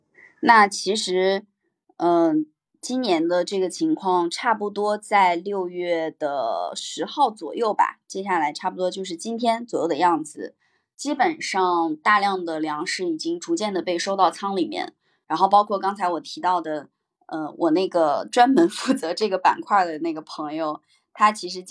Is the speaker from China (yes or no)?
yes; China; 我们中国人